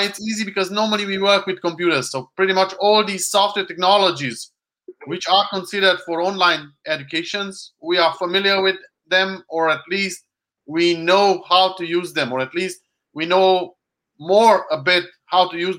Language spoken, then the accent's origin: English; Hungary; English is a second language; moved away; I'm Hungarian